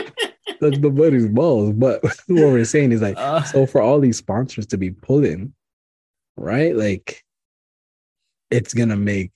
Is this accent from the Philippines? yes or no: no; Canada; Canadian, because we're Canadian.